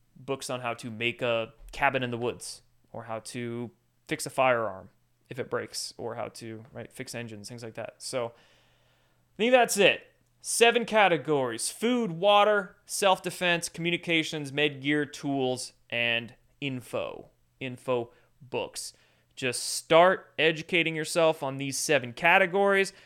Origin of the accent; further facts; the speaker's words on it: Washington, United States; I grew up in Washington State